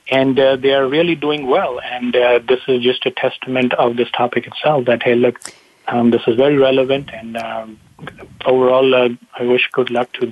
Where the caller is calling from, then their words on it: California, United States; Bonnie, I'm in a uh, sunny Bay Area, uh, Silicon Valley.